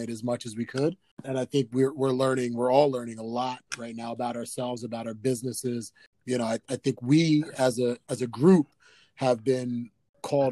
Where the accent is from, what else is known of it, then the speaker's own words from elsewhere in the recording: New Jersey, United States; moved away as an adult; now in Pennsylvania, United States; originally from South Jersey, moved up to Pennsylvania to go to Lehigh University